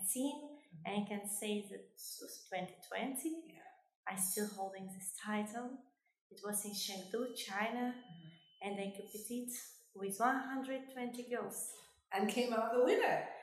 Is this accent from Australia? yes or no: no; Kosovo; now in UAE; I'm originally from Kosovo